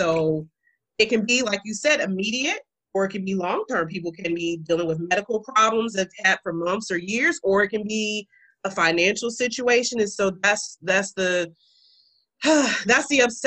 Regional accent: United States; I'm African American, so I can only speak in the culture that I was raised in, the culture that I live in currently

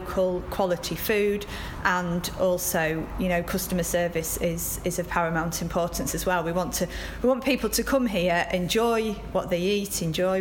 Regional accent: Yorkshire and the Humber, United Kingdom; we're from North Yorkshire, grown up here, live not far away

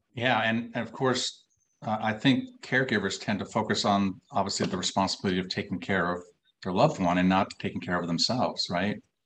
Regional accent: Minnesota, United States; I'm from Minnesota, so you know we're mm. fellow Midwesterners

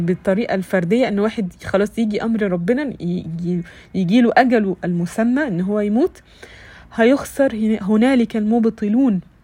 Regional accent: Egypt; عندنا في مصر

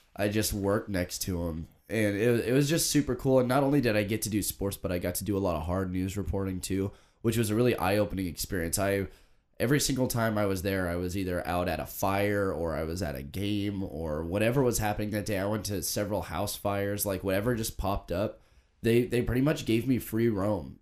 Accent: Oregon, United States; they're from my hometown

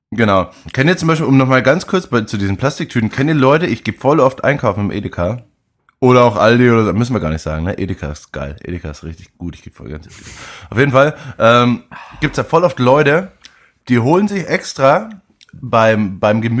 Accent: Bavaria, Germany; ich kann es noch nicht, ich bin Franke Judebeutel.

